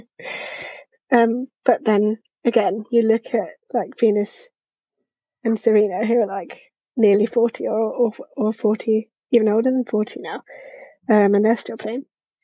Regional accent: United Kingdom; as a British person

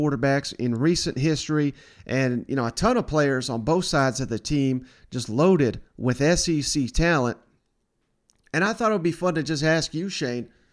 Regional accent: Tennessee, United States; I'm from Tennessee

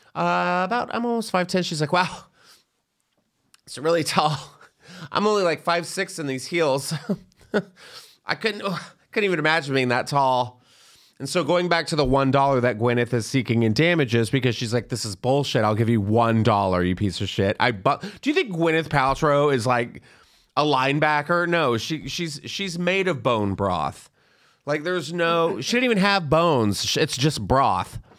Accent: Texas, United States; I grew up in Texas

